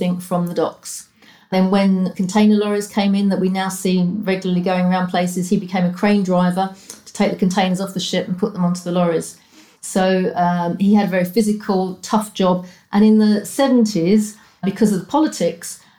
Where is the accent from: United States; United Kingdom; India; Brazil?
United Kingdom; London; also born or lived in Cornwall; I originated from the East End of London. My dad was a docker and my mum was a carer.